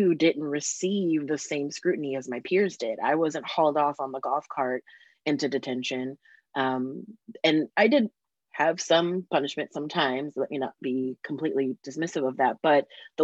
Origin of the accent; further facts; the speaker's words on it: San Diego, California, United States; moved away; I grew up in San Diego